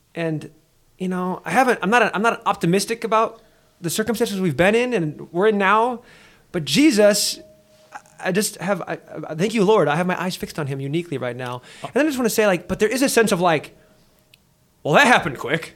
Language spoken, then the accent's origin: English; Nebraska, United States; moved away; growing up in Nebraska for a number of years and having so much family out there, like, I'm, I'm, I'm a, I'm a Nebraskan